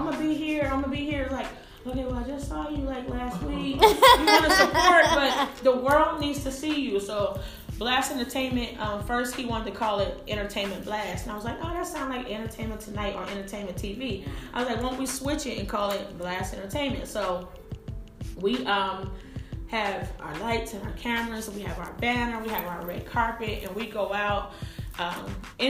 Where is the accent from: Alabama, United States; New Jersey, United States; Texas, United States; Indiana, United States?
New Jersey, United States; moved away; I'm originally from New Jersey, so my family there